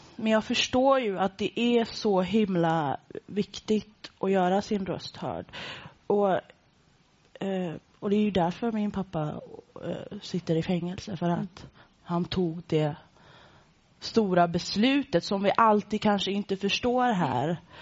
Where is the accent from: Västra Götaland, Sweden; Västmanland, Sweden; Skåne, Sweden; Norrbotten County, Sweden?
Västra Götaland, Sweden; Gothenburg; jag är från Göteborg